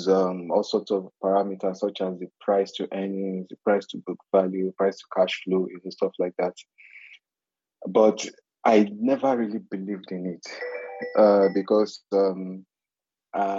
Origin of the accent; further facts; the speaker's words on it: Niger Delta, Nigeria; I'm from the Niger Delta